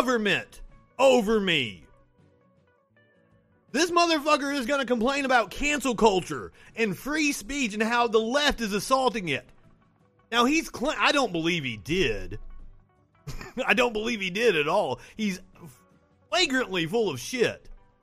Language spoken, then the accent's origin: English; Kentucky, United States; moved away as an adult; also born or lived in Tennessee; now in Alabama, United States; I'm from Kentucky, went to college in Tennessee. I'm living in Alabama right now.